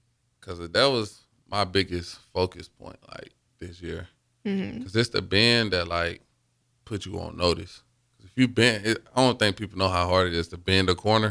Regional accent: Alabama, United States; moved away as an adult; now in Nebraska, United States; I'm from Alabama.

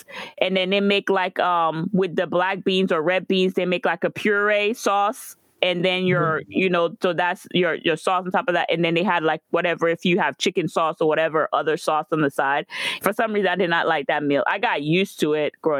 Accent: Guadeloupe; moved away; I remember growing up in Guadeloupe

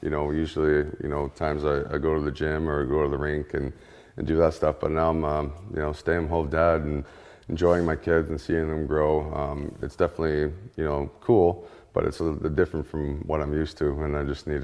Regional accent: Ontario, Canada; moved away; we're from Ontario, Canada

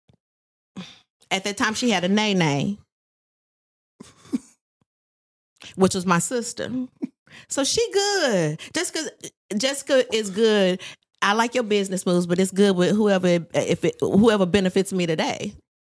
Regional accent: Texas, United States; I am from Neelaville, Texas

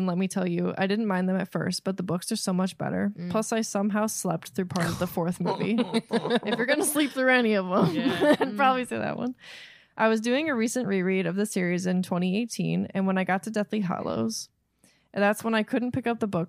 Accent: Sundre, Alberta, Canada; she was kind enough to put it out phonetically for me. I'm from Sundre, Alberta, Canada

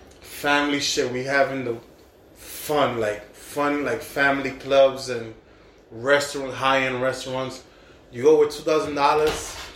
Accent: Cartagena, Bolívar, Colombia; we're from Cartagena.

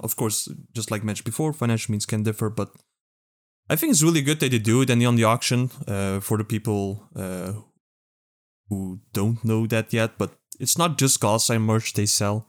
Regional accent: Netherlands; Only Dutch here, only European, only non-American.

